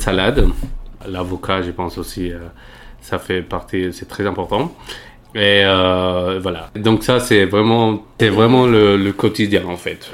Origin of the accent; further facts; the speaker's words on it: Medellín, Antioquia, Colombia; French is a second language; moved away as an adult; now in Paris, France; je viens de, de Medellín, donc c'est la deuxième ville de Colombie